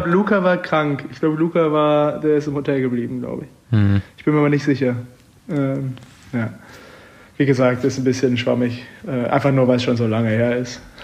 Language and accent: German; Münster, North Rhine-Westphalia, Germany; moved away as an adult; now in Freiburg, Germany; Münster, meine Heimatstadt